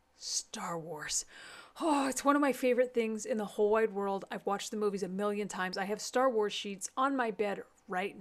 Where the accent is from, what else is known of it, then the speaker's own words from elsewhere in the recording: Amarillo, Texas, United States; my hometown of Amarillo, Texas